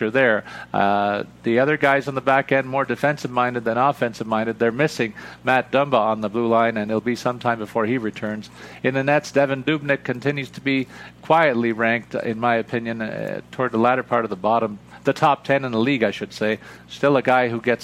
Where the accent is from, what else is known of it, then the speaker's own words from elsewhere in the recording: Canada; I'm a Canadian guy